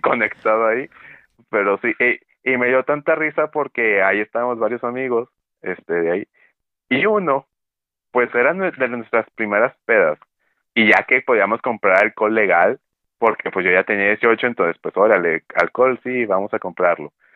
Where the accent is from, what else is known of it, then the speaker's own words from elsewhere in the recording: Monterrey, Nuevo León, Mexico; Acá en el norte del país, de donde yo soy, de la zona metropolitana de Monterrey